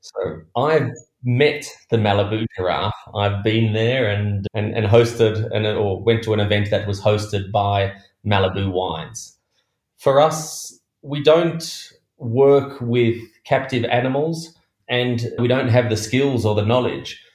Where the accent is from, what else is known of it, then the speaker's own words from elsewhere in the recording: Australia; Being an Australian